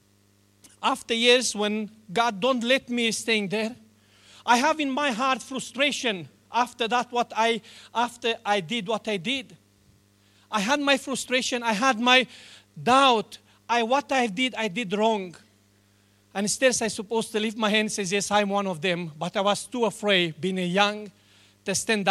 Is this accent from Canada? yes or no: no; Romania; English is a second language; now in New Zealand; I was born in Romania